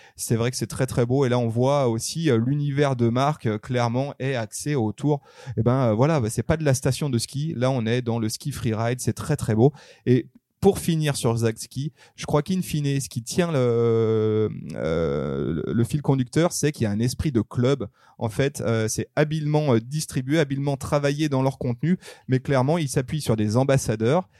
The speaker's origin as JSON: {"language": "French", "area": "upper Arve valley", "region": "Auvergne-Rhône-Alpes", "country": "France", "tie": "born or raised there", "said": "je suis né dans la Dynastar Valley, on va dire, c'est-à-dire dans la haute vallée de l'Arve"}